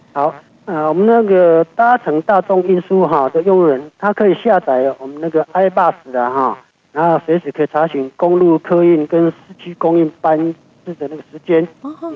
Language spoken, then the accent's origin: Chinese; Taiwan; 我们台湾这边